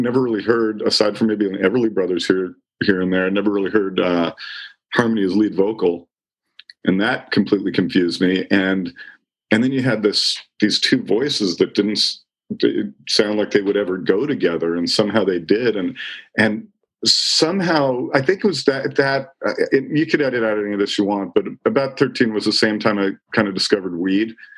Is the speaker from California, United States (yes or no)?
yes; Los Angeles, California, United States; also born or lived in Silver Lake, Los Angeles / Los Feliz, Los Angeles; I grew up in Chatsworth, California, which is kind of the Tempe, Arizona of the valley.